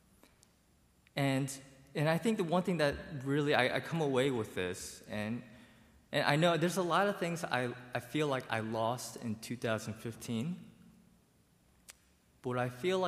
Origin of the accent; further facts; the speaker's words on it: United States; I grew up in a bubble. I grew up in Montgomery County